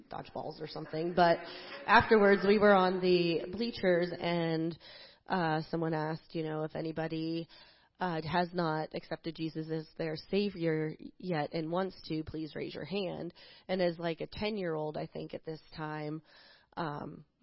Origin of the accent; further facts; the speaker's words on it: New Jersey, United States; Um, well, I grew up in New Jersey, and every single summer I would come back to Pennsylvania to stay with my grandparents